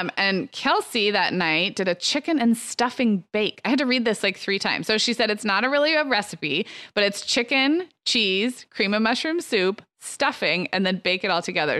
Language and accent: English; Santa Barbara, California, United States; Santa Barbara, my hometown